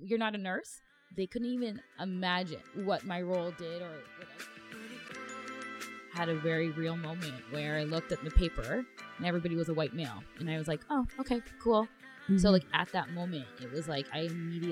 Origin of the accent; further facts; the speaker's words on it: Toronto, Ontario, Canada; also born or lived in Mississauga; Born and raised in Toronto